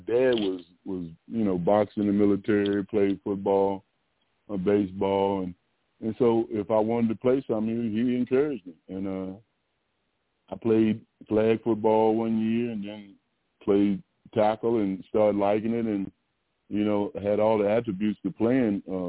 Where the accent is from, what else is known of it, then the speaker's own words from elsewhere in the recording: Virginia, United States; moved away as an adult; now in Texas, United States; I grew up in Virginia. I did go to Virginia Tech